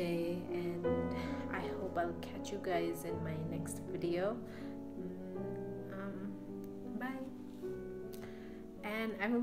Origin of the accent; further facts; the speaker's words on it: Nepal; moved away; I'm based in Nepal at the moment. I am actually from Nepal